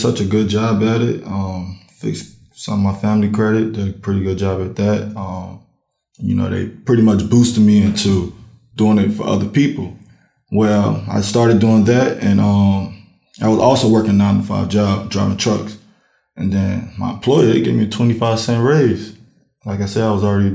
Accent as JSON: {"language": "English", "town": "Newport News", "region": "Virginia", "country": "United States", "tie": "born or raised there", "also_born_or_lived": "Charleston, South Carolina", "said": "I'm from right here, Newport News. I was raised right here in Newport News. I'm originally from South Carolina, Charleston"}